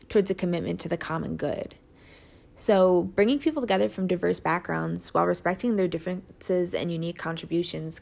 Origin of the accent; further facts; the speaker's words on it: Rochester Hills, Michigan, United States; I am originally from Rochester Hills, Michigan.